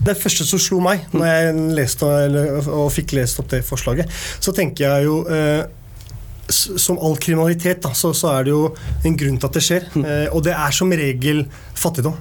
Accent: Oslo, Norway; jeg vokste opp på Tveita

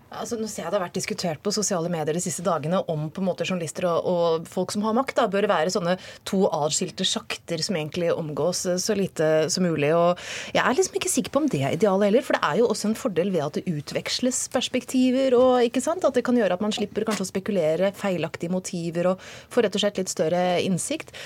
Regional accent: Hokksund, Buskerud, Norway; jeg er jo også fra Hokksund, så Nina jeg er fra samme sted

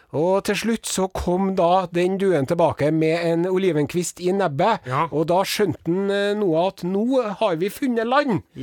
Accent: Southern Norway, Norway; oss søringene

